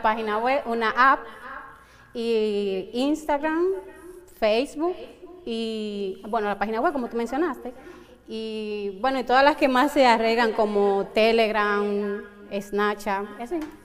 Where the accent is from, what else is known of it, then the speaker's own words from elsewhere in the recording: Santo Domingo, Dominican Republic; moved away as an adult; en Santo Domingo, en mi país, pero aquí tengo como tres años